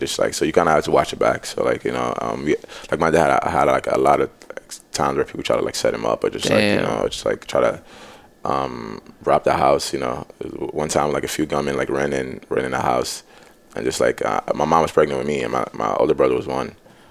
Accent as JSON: {"language": "English", "town": "New York City", "region": "New York", "country": "United States", "tie": "born or raised there", "also_born_or_lived": "Nigeria", "said": "I was born in Nigeria. Moved to Brooklyn when I was 8. I grew up in... I'm pretty much raised in Brooklyn."}